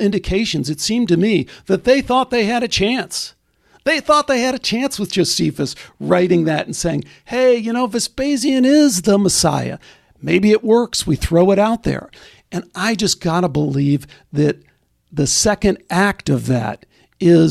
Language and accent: English; Chicago, Illinois, United States; when I was a kid growing up in Chicago